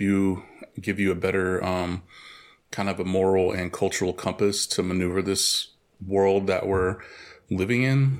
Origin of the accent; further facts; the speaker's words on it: Oklahoma, United States; moved away; also born or lived in El Paso, Texas; I'm originally from Oklahoma, and I lived also a big part of my life in El Paso, Texas.